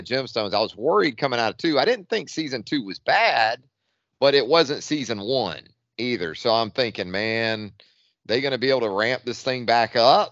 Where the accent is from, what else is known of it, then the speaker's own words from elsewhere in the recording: the South, United States; growing up in the South is so relatable in a lot of ways